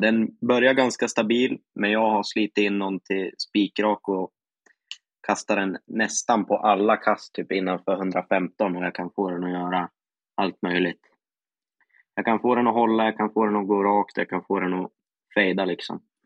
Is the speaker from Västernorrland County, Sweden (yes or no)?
yes; Västernorrland County, Sweden; Västernorrland är ju mitt län då